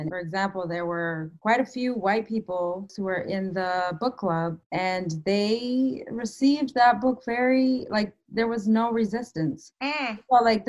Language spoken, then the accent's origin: English; Canada; moved away as an adult; also born or lived in Ottawa, Canada; now in United States; I live in the United States. I used to live in Canada. I'm born and raised in Canada. I'm actually a dual citizen.